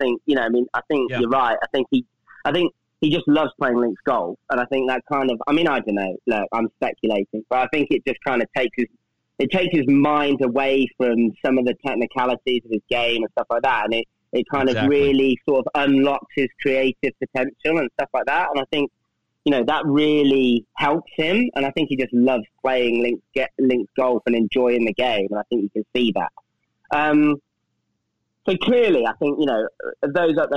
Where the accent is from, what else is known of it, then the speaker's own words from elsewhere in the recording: Coventry, West Midlands, United Kingdom; my hometown is Coventry, which is in the Midlands